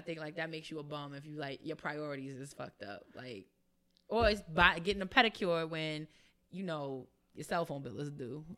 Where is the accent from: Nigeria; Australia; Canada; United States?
United States; New York; I'm from New York